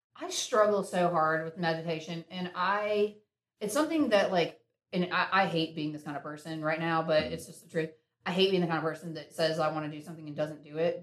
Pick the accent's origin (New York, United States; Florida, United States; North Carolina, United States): North Carolina, United States; Winston-Salem; I was born in Winston and mm-hmm. uh, born and raised there